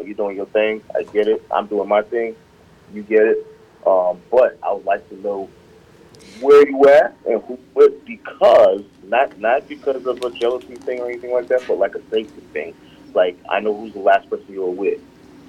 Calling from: South Carolina, United States; It's …, and I'm calling from South Carolina today.

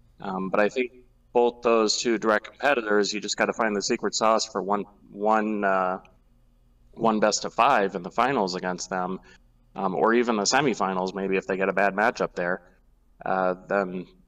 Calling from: Chicago, Illinois, United States; I am calling from Chicago, Illinois.

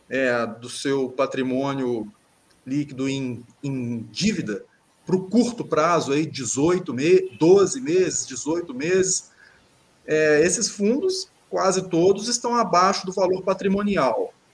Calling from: Ubá, Minas Gerais, Brazil; accent: mineiro; Estou falando do interior de Minas, uma cidade que se chama Ubar.

